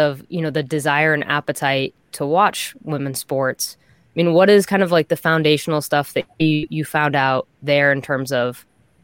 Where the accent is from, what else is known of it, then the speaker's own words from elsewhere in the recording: Boston, Massachusetts, United States; I'm from Boston